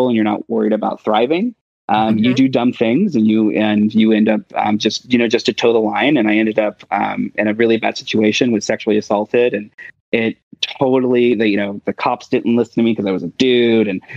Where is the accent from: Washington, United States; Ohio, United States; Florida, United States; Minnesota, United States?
Ohio, United States; Brown County; We were very poor, growing up in Brown County, Ohio.